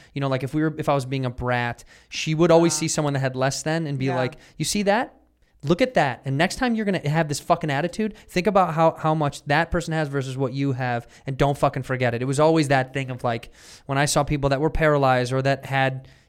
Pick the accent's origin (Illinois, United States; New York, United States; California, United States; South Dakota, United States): Illinois, United States; Chicago